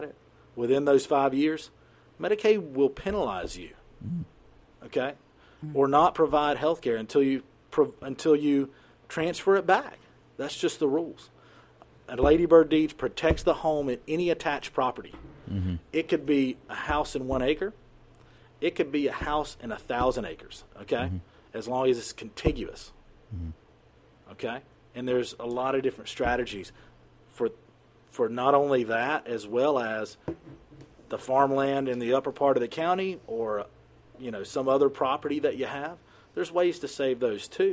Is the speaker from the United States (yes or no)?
yes; United States; I grew up in the United States.